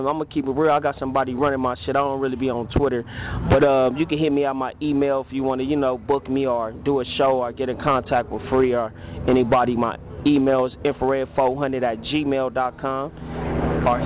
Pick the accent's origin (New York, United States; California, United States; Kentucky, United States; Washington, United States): California, United States; Compton; I'm another nigga from Bompton 400